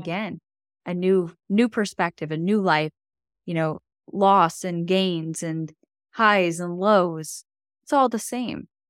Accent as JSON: {"language": "English", "town": "Buffalo", "region": "New York", "country": "United States", "tie": "born or raised there", "said": "growing up in Buffalo, I mean, we get feet of snow"}